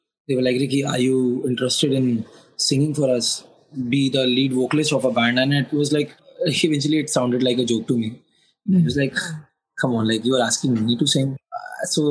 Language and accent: English; Lucknow, Uttar Pradesh, India; I really had to come back to Lucknow to like to my hometown again